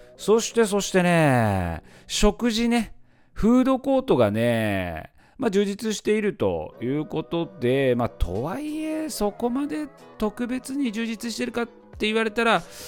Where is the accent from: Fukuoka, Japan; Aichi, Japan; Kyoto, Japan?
Aichi, Japan; Mikawa; 地元三河